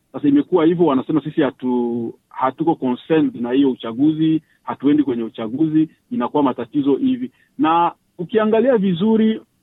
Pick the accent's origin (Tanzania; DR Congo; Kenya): DR Congo; now in Australia; raia wangu, raia wa Kongomani